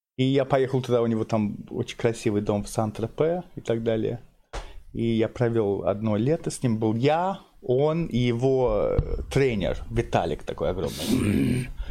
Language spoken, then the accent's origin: Russian; London, United Kingdom; Russian is a second language; moved away; Я, я местный из Лондона